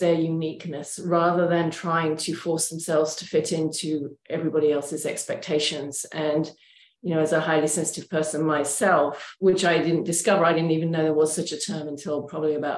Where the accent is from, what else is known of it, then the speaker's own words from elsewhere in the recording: England, United Kingdom; moved away as an adult; also born or lived in Oregon, United States; now in Portland, United States; I'm originally from England